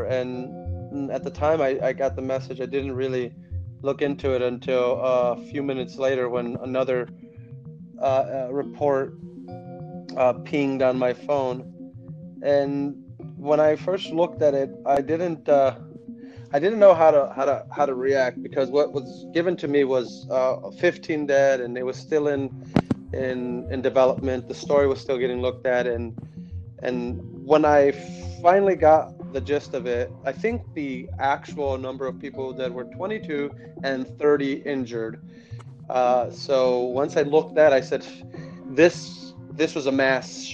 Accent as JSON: {"language": "English", "town": "Chicago", "region": "Illinois", "country": "United States", "tie": "born or raised there", "said": "Born and raised in Chicago, moved to the South Side"}